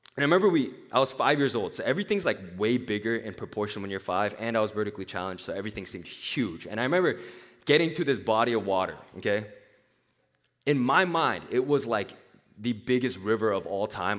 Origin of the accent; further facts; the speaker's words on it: Nashville, Tennessee, United States; moved away; also born or lived in Korea; I was, I was born in Korea. I grew up in Nashville, Tennessee